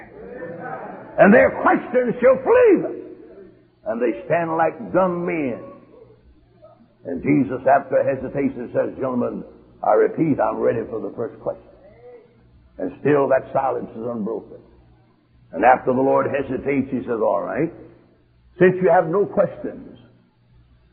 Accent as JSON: {"language": "English", "country": "United States", "said": "I'm an American"}